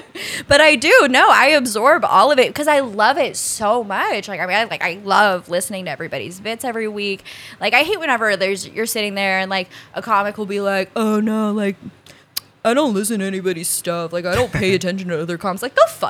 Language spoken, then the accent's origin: English; Colorado Springs, Colorado, United States; born there; The Air Force and I was born in Colorado Springs.